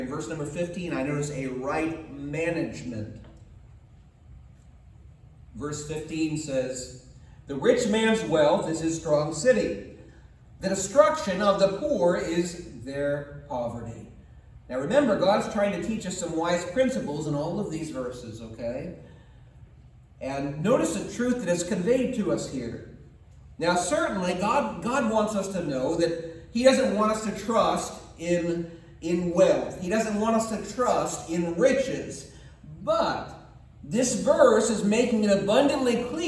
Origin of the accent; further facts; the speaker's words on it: United States; we as American people